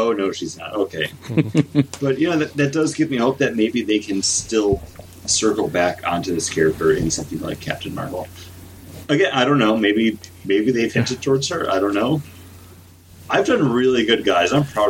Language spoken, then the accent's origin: English; Buffalo, New York, United States; We're from Buffalo.